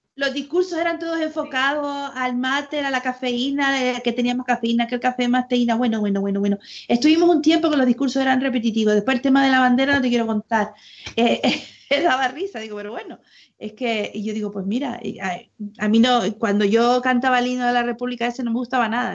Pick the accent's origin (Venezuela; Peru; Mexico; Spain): Spain; Canary Islands; aquí en Canarias